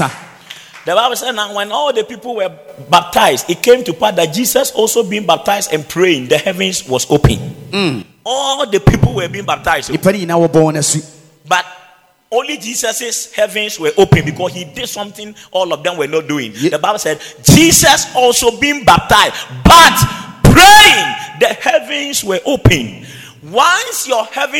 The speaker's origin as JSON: {"language": "English", "town": "Wenchi", "region": "Bono", "country": "Ghana", "tie": "born or raised there", "moved": "yes", "said": "my hometown, the village in Wenchi"}